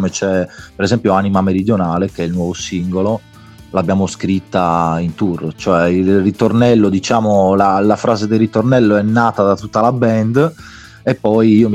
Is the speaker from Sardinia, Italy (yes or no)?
yes; Sardinia, Italy; io sono sardo, i ragazzi sono campani, quindi siamo lontani anche